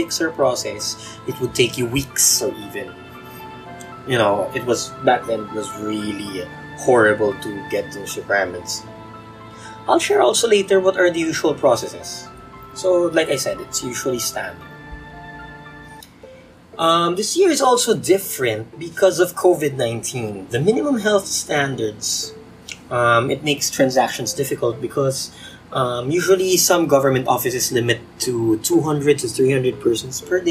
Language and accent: English; Philippines; being a Filipino, we have this culture of the youngest usually would do all the legwork